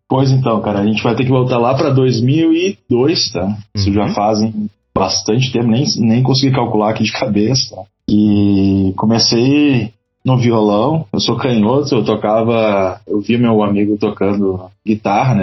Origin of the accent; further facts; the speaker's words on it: Novo Hamburgo, Rio Grande do Sul, Brazil; Fala do Vale dos Sinos, mais exatamente de Canudos, Novo Hamburgo.